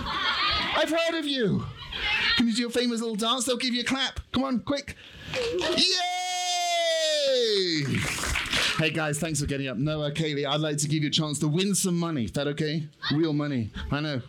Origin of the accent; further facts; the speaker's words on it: United Kingdom; I'm British